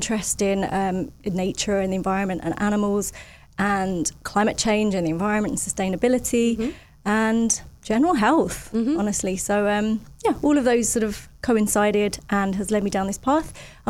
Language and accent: English; Roxwell, East of England, United Kingdom; moved away as an adult; now in Cayman Islands; I grew up in the countryside in a tiny village outside of a town in the UK. So the little village was called Roxwell. Shout out to Roxwell. Yeah, it was a beautiful little village in the middle of nowhere.